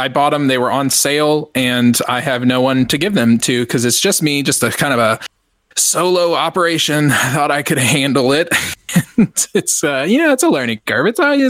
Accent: Texas, United States; Maybe it's because I'm a Texan and I just don't understand, you know, the accent

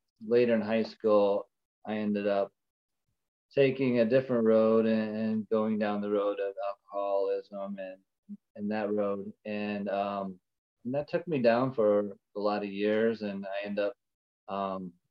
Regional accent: Ohio, United States; moved away as an adult; We are from Ohio originally. We moved out here 2 years ago during the pandemic

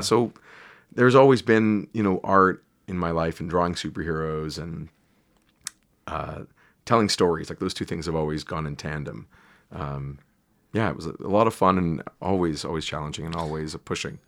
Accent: Canada; I'm Canadian

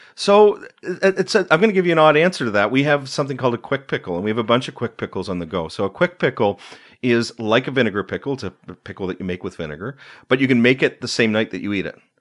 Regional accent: Uxbridge, Ontario, Canada; also born or lived in Markham / East End, Toronto; We moved to Eudora, which is a suburb of Uxbridge, northeast of Toronto

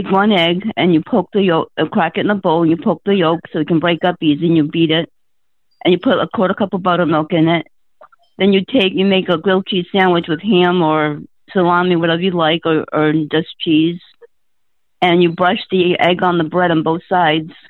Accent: Massachusetts, United States; now in New Hampshire, United States; I'm originally from Massachusetts, but I'm uh-huh. temporarily in New Hampshire, making my way back to Massachusetts.

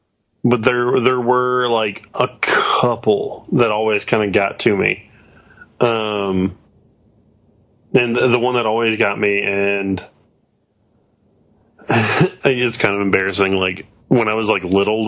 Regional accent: Henderson, United States; I'm from the country. Yeah, I'm from Henderson.

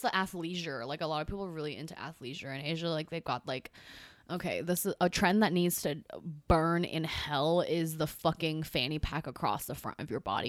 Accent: California, United States; first language Chinese; now in New York, United States; I'm from California

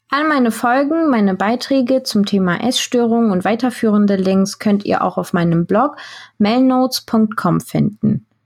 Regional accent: Heidelberg, Baden-Württemberg, Germany; born there; also born or lived in Turkey; Ich bin in Heidelberg geboren und habe zwischendurch immer wieder mal in der Türkei gelebt.

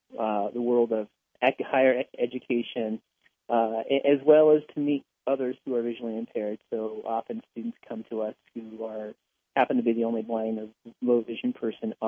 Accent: Los Angeles, California, United States; also born or lived in Whittier; As a youngster in my teens, I grew up in Los Angeles, in East Los Angeles

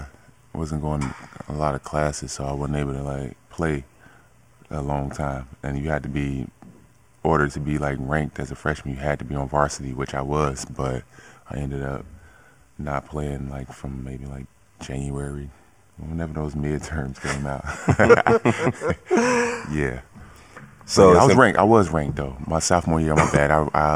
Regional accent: Chicago, Illinois, United States; Basketball was everything. Like, courts everywhere. It's not like East Coast where you got like the kind of like the projects

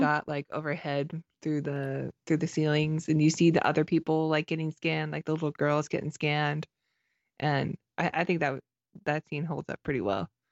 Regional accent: Canada; I'm Canadian

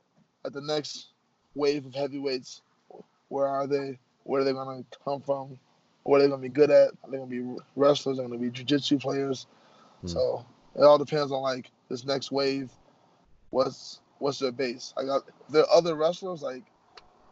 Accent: Chicago, Illinois, United States; I'm from Chicago.

